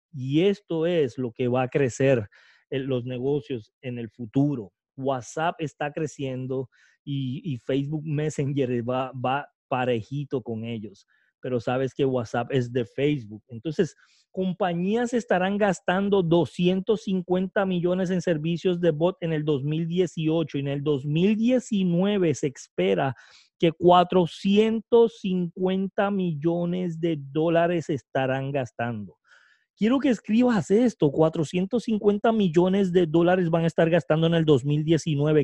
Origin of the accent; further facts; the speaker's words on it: Puerto Rico; el primer puertorriqueño